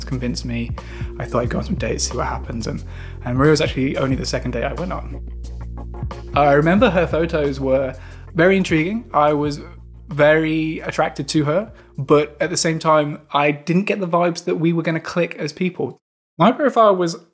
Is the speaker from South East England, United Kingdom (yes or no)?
no; Derby, East Midlands, United Kingdom; now in Manchester, United Kingdom; I live in Manchester at the moment, but I'm originally from Derby.